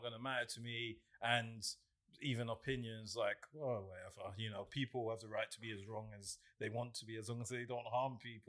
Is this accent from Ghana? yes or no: yes; Ghana; So growing up in Ghana, you're more cautious of things.